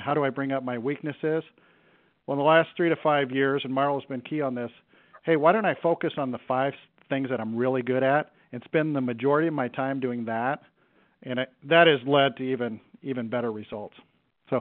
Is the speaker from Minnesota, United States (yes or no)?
no; Cedar Rapids, Iowa, United States; I knew I wanted to get back to my hometown